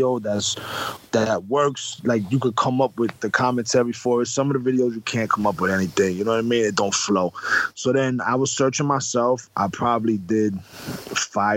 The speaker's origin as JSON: {"language": "English", "region": "New York", "country": "United States"}